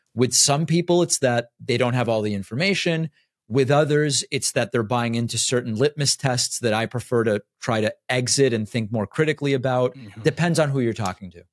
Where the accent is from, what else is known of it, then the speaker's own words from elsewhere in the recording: Argentina; also born or lived in Argentina (born); now in United States; I'm from Argentina